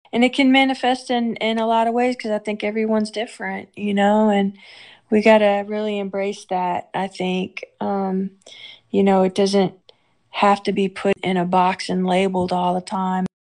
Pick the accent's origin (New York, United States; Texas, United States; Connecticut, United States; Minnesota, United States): Texas, United States; Houston; now in Arkansas, United States; I love Houston. That's my my hometown